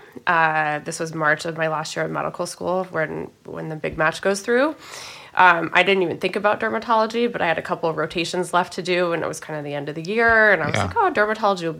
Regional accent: Santa Fe, New Mexico, United States; moved away as an adult; also born or lived in Virginia / Bronx, New York; I'm actually from New Mexico

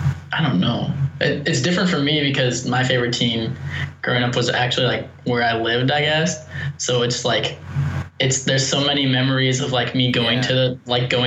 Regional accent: St. Louis, Missouri, United States; born or raised there

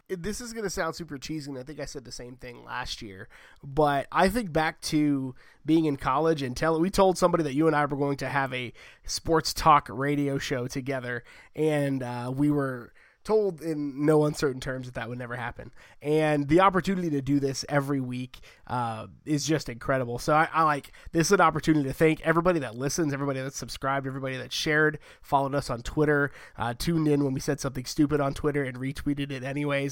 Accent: United States; I'm an American

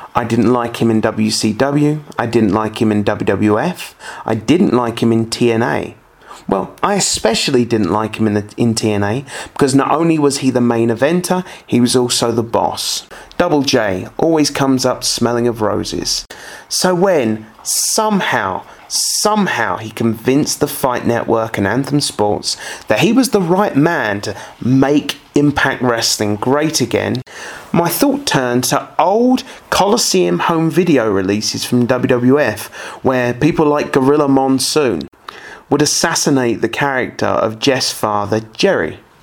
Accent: United Kingdom; my home country of the United Kingdom

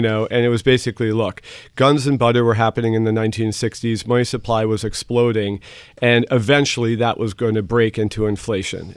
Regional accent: New York City, New York, United States; first language German; English is a second language; I grew up in the New York City area

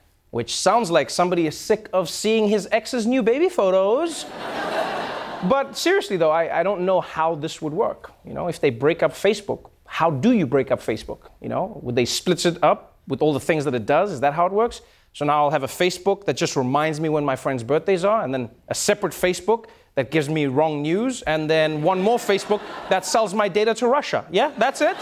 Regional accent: South Africa; moved away; South Africa, my home country

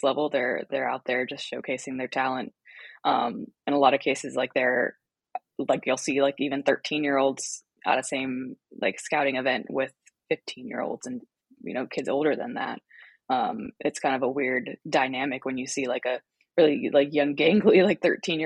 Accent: United States; growing up in the United States

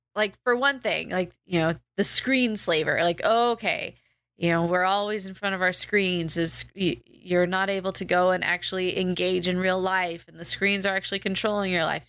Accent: United States; born and bred American

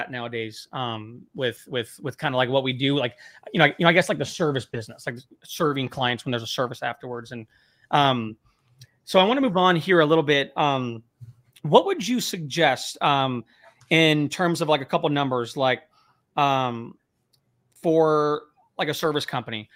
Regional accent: Temecula, California, United States; moved away; also born or lived in Bakersfield; I grew up in the Temecula area

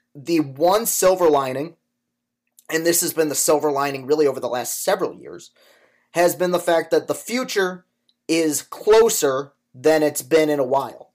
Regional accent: Spartan country, Michigan, United States; growing up in Spartan country as a, a Michigan fan

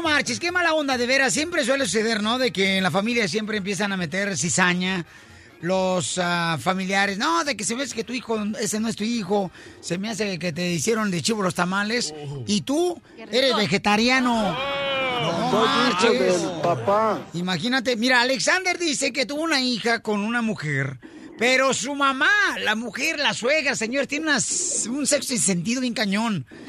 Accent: Mexico; soy mexicano, le soy mexicano

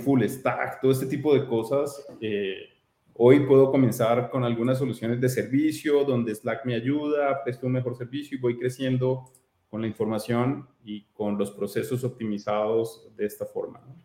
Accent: Colombia; soy colombiano

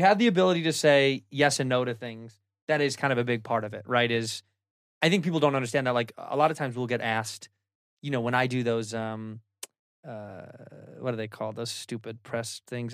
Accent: Chicago, Illinois, United States; I'm from Chicago, where everybody kinda sounds stupid

